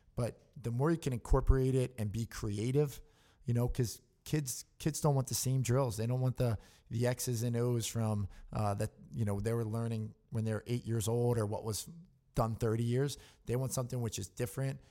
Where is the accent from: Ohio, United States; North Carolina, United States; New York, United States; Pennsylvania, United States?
Pennsylvania, United States; Newtown; I'm from Newtown, Pennsylvania